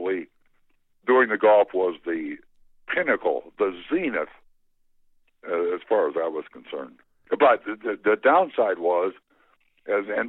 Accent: Tremont, Illinois, United States; moved away; also born or lived in Springfield, Illinois; I grew up in Illinois in the middle of the state, a small town south of Peoria named Tremont. And then we moved to Springfield

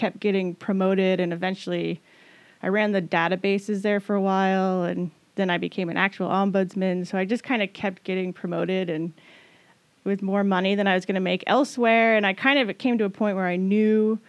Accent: Washington, United States; also born or lived in Boston; my great grandparents are from here, and probably beyond that, I'm like from Washington.

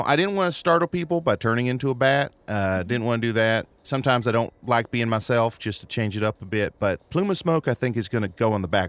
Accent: Texas, United States; Some people call me … since I am from Texas.

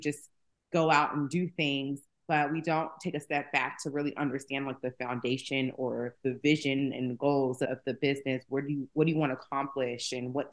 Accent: Atlanta, Georgia, United States; also born or lived in Bronx, New York; I was born in the Bronx, raised in Atlanta.

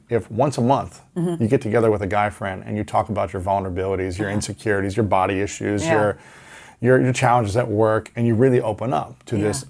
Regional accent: Ohio, United States; especially as an athlete growing up in Ohio.

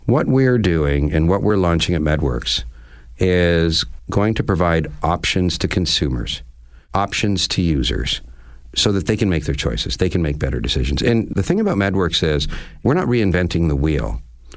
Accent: Canada; I as a Canadian

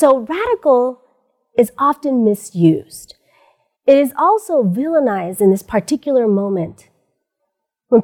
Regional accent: United States; I am Pinay, which means I'm a Filipina born in the United States

